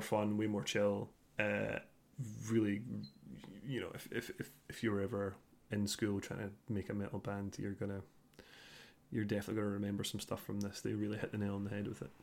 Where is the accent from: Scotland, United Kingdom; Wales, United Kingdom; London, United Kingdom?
Scotland, United Kingdom; being Scottish